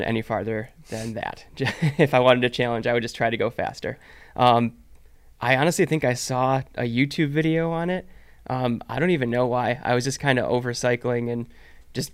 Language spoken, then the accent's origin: English; Michigan, United States; moved away as an adult; now in Arizona, United States; I grew up in Michigan